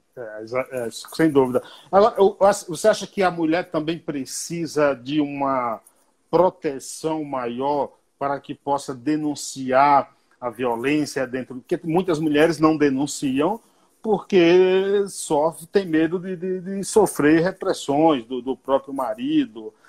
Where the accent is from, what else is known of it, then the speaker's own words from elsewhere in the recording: Bahia, Brazil; eu fui criado na roça, lá na Bahia